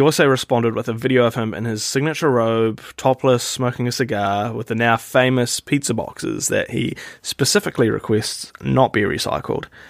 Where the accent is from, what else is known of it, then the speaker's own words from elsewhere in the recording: New Zealand; I'm from New Zealand